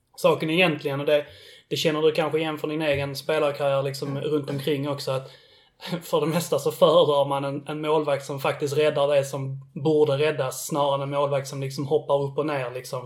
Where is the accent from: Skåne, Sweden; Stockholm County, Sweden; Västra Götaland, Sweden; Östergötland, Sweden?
Skåne, Sweden; Billeberga; jag är uppväxt i, i Billeberg